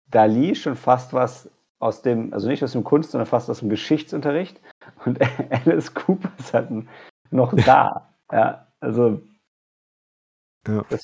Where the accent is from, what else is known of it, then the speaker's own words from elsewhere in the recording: Lower Saxony, Germany; Ich komme ja aus der Nähe von Oldenburg